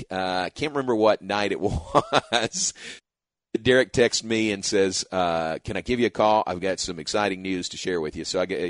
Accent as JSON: {"language": "English", "region": "Kentucky", "country": "United States", "tie": "born or raised there", "moved": "yes", "lives_now": "Hewitt, United States", "said": "I grew up in Kentucky."}